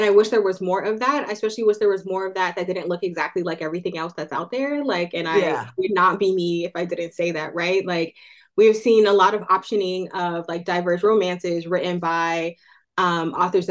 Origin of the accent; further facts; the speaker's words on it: Oakland, California, United States; Oakland, California, which is my hometown